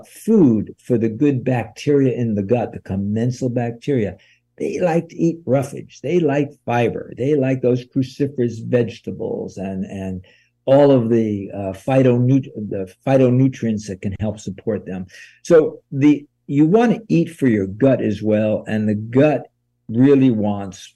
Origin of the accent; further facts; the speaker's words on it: New York, United States; now in California, United States; I grew up in New York